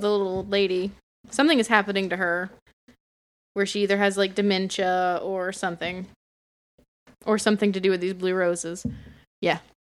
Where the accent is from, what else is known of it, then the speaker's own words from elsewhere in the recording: Bartow County, Georgia, United States; I come from Bartow